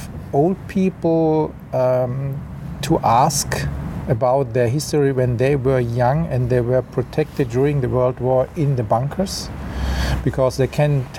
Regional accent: Mannheim, Baden-Württemberg, Germany; also born or lived in Amsterdam; So I was born in the city of Mannheim. Mm. I grew up in Mannheim.

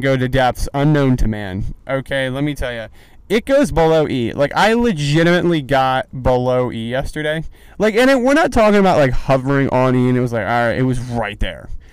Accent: East Coast, United States; now in Los Angeles, United States; I'm from the East Coast

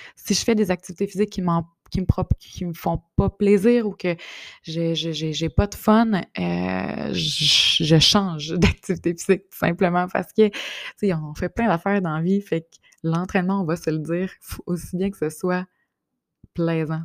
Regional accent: Bas-Saint-Laurent, Quebec, Canada; now in Quebec City, Canada; je suis native du Bas-Saint-Laurent, mais je suis à Québec depuis euh, quand même plus de, 15 ans

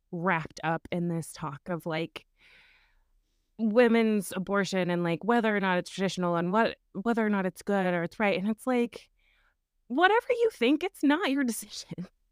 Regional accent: Wyoming, United States; growing up in Wyoming in a Mormon culture

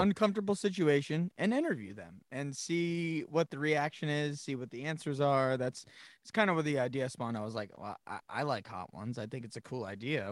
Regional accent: Monson, Massachusetts, United States; I grew up in Munson, Massachusetts

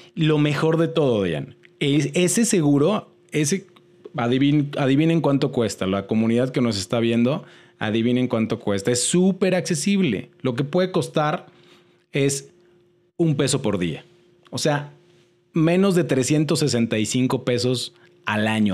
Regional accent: Mexico; como mexicanos

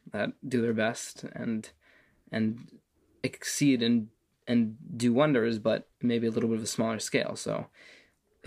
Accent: Las Vegas, Nevada, United States; moved away as an adult; also born or lived in Jerusalem, Israel; now in Israel; But I was born here. And then when I was about 3 years old, my parents had difficulty financially, and they decided to make Yerida. And we moved to Las Vegas

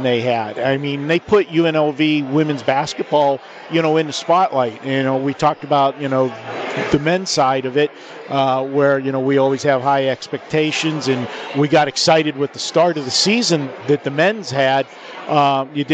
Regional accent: Pittsburgh, Pennsylvania, United States; accent: Yinzer; I got the Yinzer accent from Pittsburgh.

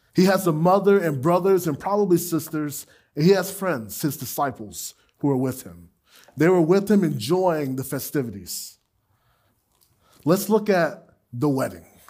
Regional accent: Gainesville, United States; my hometown on the far east side of Gainesville

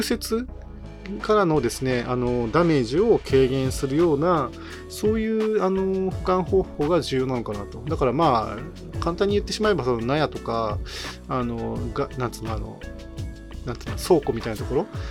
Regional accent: Niigata, Japan; now in Nagoya, Japan; 自分実はあの新潟出身

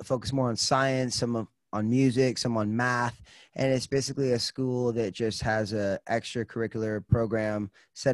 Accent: Los Angeles, California, United States; I grew up in Los Angeles, California

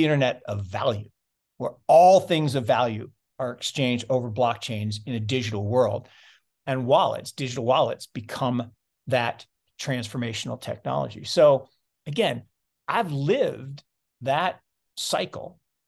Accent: Seattle, Washington, United States; Well, then where I grew up actually in Seattle, there's another innovation around this thing called personal computers.

